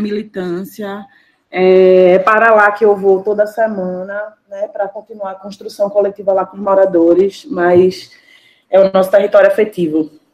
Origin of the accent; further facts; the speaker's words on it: Paulista, Pernambuco, Brazil; moved away as an adult; now in Recife, Brazil; precisei me mudar para o Recife, mas eu sou cria de Paratibe, né? Que é um bairro de Paulista